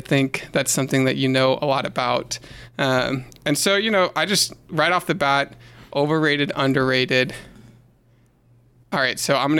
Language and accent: English; Dripping Springs, Texas, United States; growing up in Drooping Springs